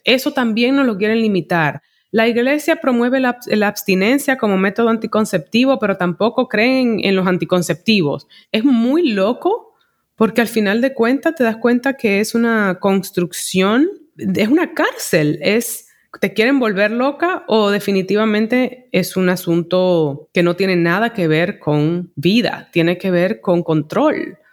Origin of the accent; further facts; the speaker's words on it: Santo Domingo, Dominican Republic; moved away as an adult; also born or lived in New York City, United States; soy de Santo Domingo, aquí me crié, pero en la segunda etapa de mi vida, desde los veintiún años, por veinte años más, yo me desarrollé en la ciudad de Nueva York